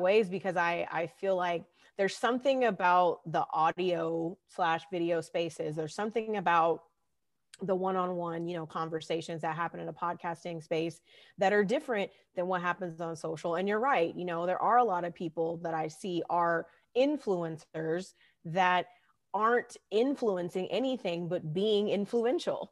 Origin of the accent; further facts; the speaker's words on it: California, United States; growing up in California